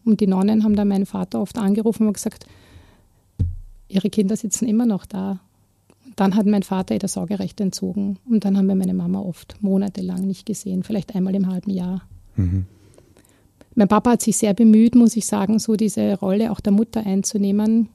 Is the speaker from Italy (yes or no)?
no; Vienna, Austria; also born or lived in Klosterneuburg; ich bin ja in Wien aufgewachsen, im Rande, im Randbezirk, im 19. Bezirk